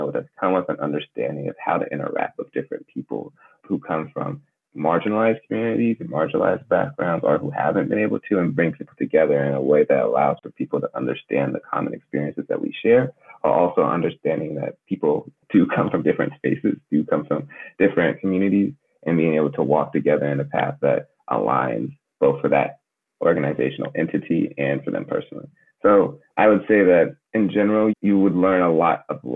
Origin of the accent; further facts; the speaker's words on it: United States; born and raised in America